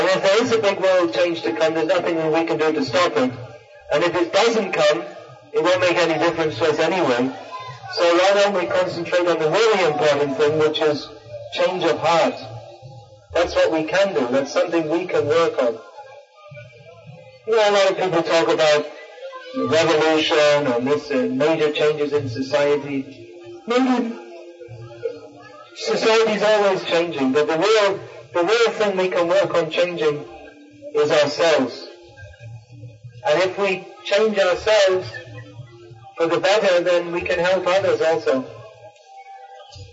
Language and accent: English; United Kingdom; I was born in Britain